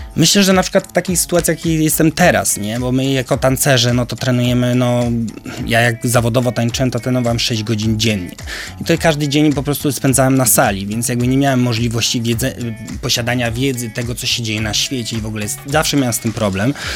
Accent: Koszalin, West Pomeranian Voivodeship, Poland; ja wywodzę się z małego miasta Koszalina

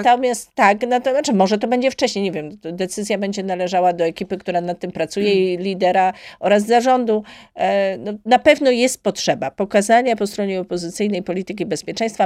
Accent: Gniezno, Greater Poland, Poland; do mojego rodzinnego miasta, do Gniezna

